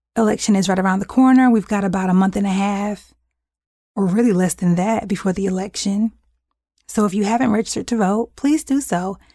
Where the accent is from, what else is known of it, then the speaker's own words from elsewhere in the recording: United States; we are just as American